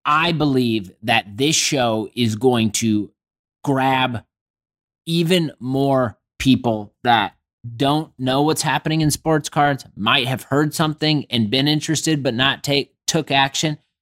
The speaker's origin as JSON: {"language": "English", "town": "Indianapolis", "region": "Indiana", "country": "United States", "tie": "born or raised there", "said": "my hometown"}